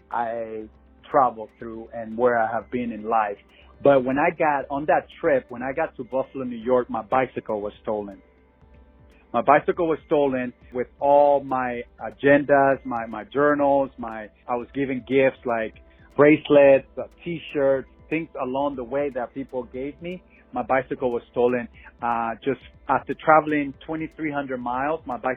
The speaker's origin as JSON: {"language": "English", "country": "Panama", "tie": "born or raised there", "lives_now": "Phoenix, United States", "said": "But on a personal level, I grew up in Panama and always wanted to do a trip from here to Panama through Mexico. Currently, I'm living in Phoenix"}